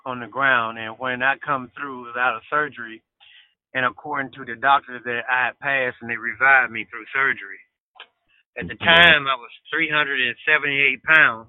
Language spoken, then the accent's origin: English; Bolton, Mississippi, United States; I'm from Bolton, Mississippi